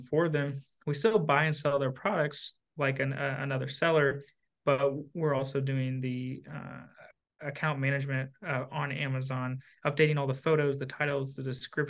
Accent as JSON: {"language": "English", "region": "Southern Indiana", "country": "United States", "tie": "born or raised there", "said": "I'm from Southern Indiana, right across the river from Louisville, Kentucky."}